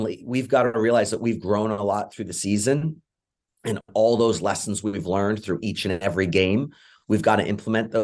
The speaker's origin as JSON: {"language": "English", "region": "England", "country": "United Kingdom", "moved": "yes", "lives_now": "United States", "said": "I'm originally from England, so I'm always a supporter of England as well"}